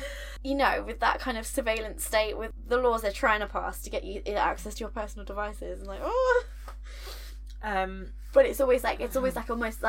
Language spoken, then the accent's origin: English; United Kingdom; we're British, and we have a very different relationship to guns.